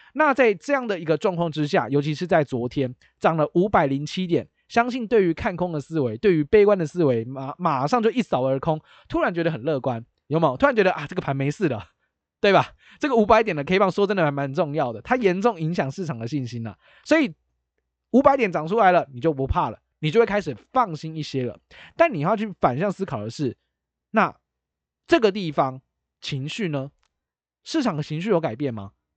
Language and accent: Chinese; Taiwan; 我们是台湾人嘛